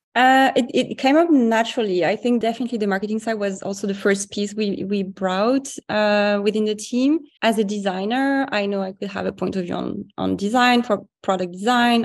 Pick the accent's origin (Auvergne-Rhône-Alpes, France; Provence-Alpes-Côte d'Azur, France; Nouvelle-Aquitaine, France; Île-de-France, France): Île-de-France, France; Paris; I grew up in Paris.